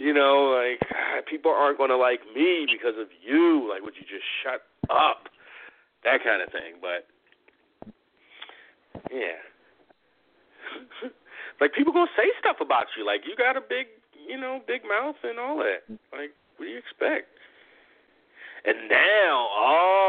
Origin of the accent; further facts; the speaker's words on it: United States; as an American